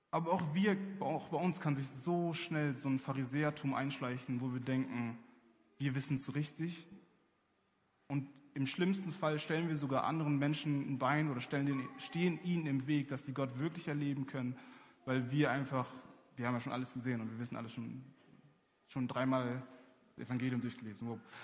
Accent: Germany; ich bin in Deutschland aufgewachsen

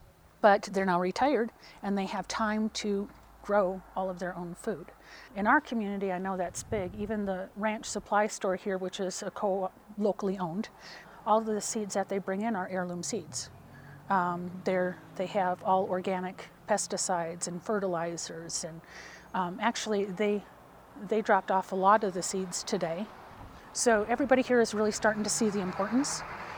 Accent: Mora, New Mexico, United States; When I go to other areas and I say, you know, I'm from Mora, and we have got this huge growers co-op.

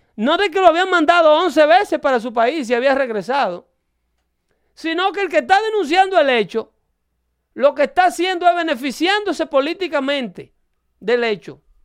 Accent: Dominican Republic; now in United States; yo soy de República Dominicana

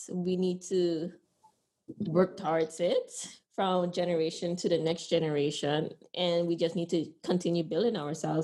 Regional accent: Honduras; now in Sint Maarten; I'm proud to say I'm from Honduras

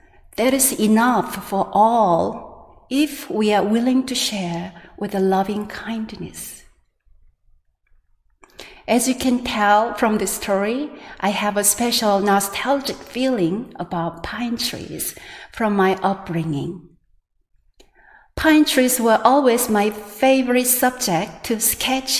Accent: South Korea; now in North Carolina, United States; my hometown in Korea

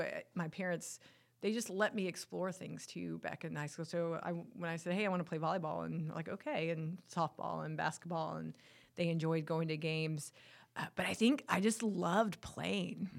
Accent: Winnebago, North Carolina, United States; also born or lived in Michigan; most of my life was spent, uh, uh, growing up in Winnebago, uh, in the house actually that my grandfather built

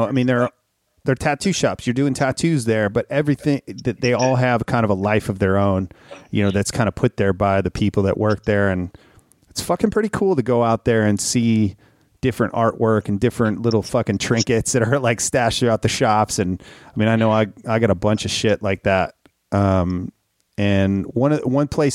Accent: Minnesota, United States; moved away; I grew up in Minnesota

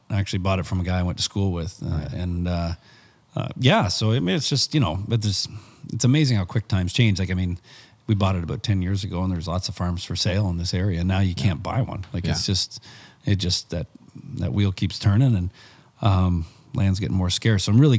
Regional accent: Barrie, Ontario, Canada; also born or lived in Camrose, Alberta / Bashaw, Alberta; So I was born in Barrie

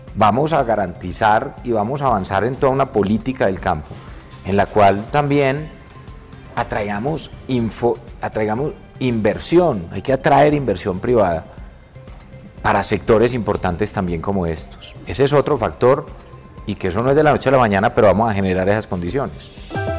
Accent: Colombia

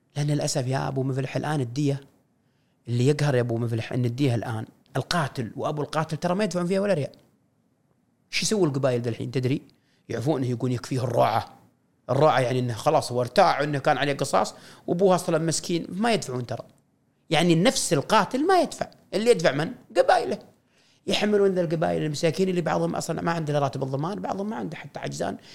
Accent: Saudi Arabia; هويتنا كسعوديين، ثقافتنا، لبسنا، سلومنا

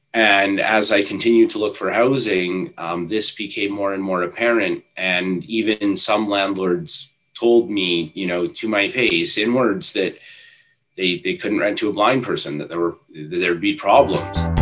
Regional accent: Ontario, Canada; I'm from Ontario

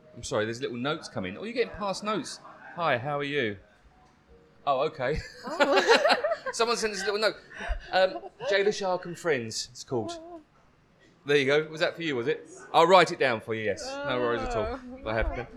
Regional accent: Essex, East of England, United Kingdom; accent: Essex; where I'm from in Essex. If I put on my Essex accent

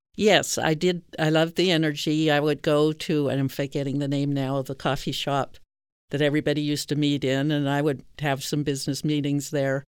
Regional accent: Virginia, United States; also born or lived in Canada / Jamaica; and then I moved to Virginia, which is where I did most of my schooling, high school, gr-, gr-, grade school and high school.

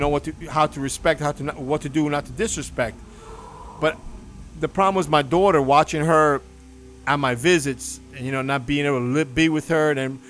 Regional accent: Cuba; moved away; started thinking about my family when we came from Cuba.

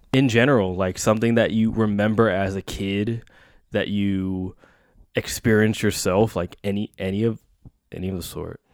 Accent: Bay Area, California, United States; born and raised in the Bay Area

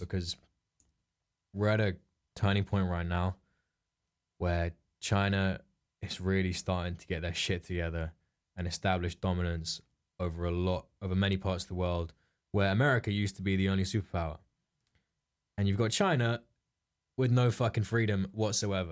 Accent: England, United Kingdom; we're English

